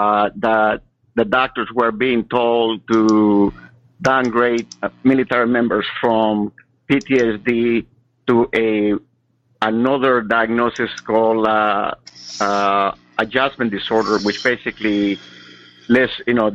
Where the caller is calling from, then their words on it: Sacramento, California, United States; from Sacramento.